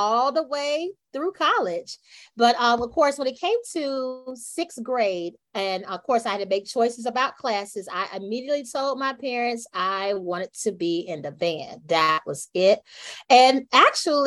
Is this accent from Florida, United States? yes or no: yes; Quincy, Florida, United States; moved away as an adult; also born or lived in St. Petersburg, Florida / Tallahassee, Florida; My hometown is actually Quincy, Florida.